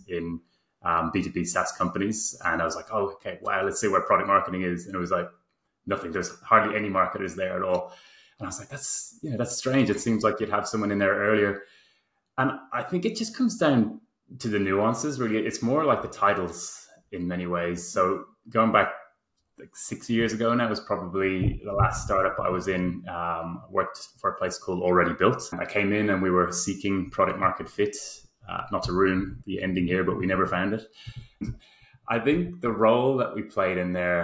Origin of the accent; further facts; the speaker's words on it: Ireland; moved away as an adult; now in Sydney, Australia; I'm in Sydney, even though I'm Irish.